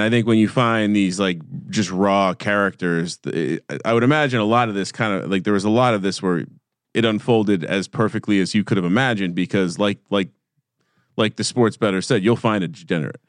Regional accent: Fanwood, New Jersey, United States; I'm from a, a small town called Fanwood

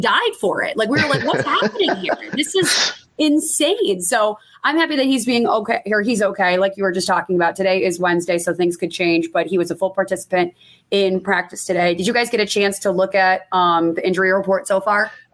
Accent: Buffalo, New York, United States; growing up in Buffalo

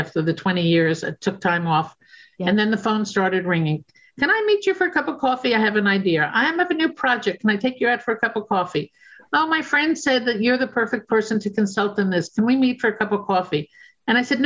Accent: New York City, New York, United States; I'm a New Yorker

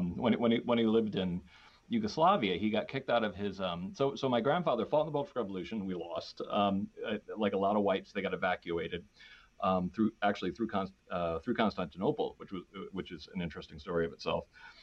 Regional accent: Danbury, Connecticut, United States; we grew up in in Danbury, Connecticut, which is like in the burbs of New York City.

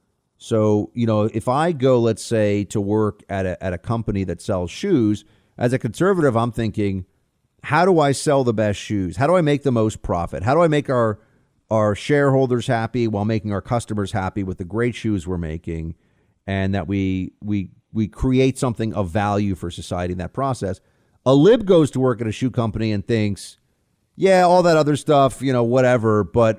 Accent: England, United Kingdom; Albert, Buck, mate, I'm from England.

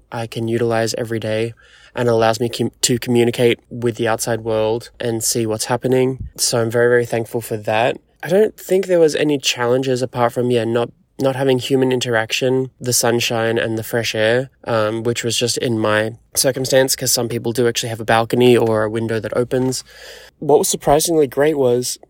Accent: Sydney, New South Wales, Australia; moved away as an adult; also born or lived in New York; back in my home country, in my home city

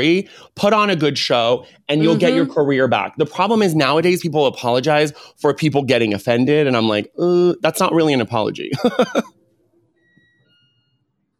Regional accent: California, United States; I grew up in California

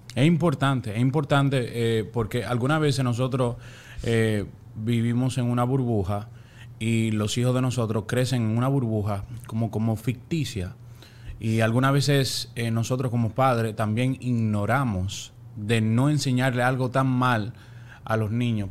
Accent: Dominican Republic; now in Miami, United States; de allá, República Dominicana

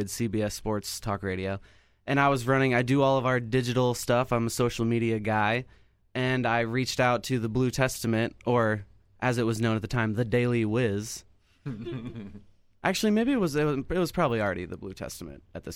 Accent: Lee's Summit, Missouri, United States; I am from here. I'm from Lee Summit, Missouri.

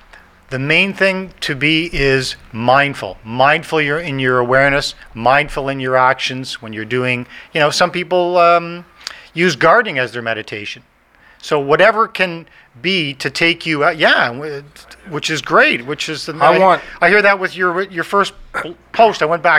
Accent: Ireland; I said, no, I have ADHD. I'm Irish. I'm hyper. I'm a go. I'm a doer.

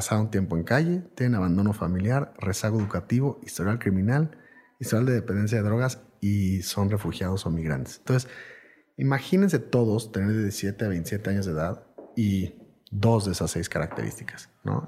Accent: Mexico

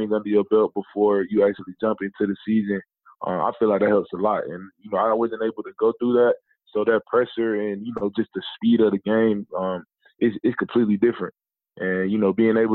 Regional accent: Ellenwood, Georgia, United States; I come from Ellenwood.

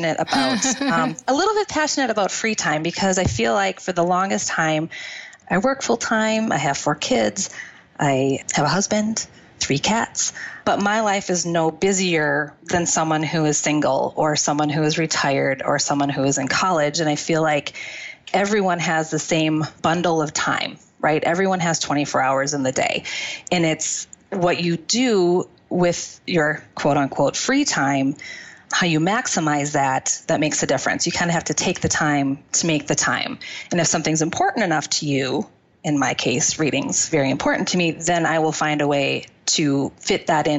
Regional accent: Wisconsin, United States; I am from Wisconsin.

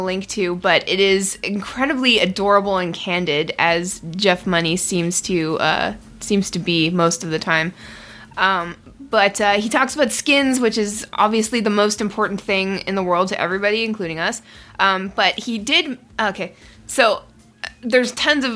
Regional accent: Canada; as a Canadian

